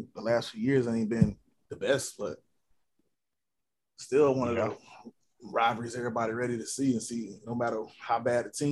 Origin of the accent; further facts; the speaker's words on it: Tallahassee, Florida, United States; moved away as an adult; now in Orlando, United States; I'm from Tallahassee. I'm from Tallahassee, born and raised.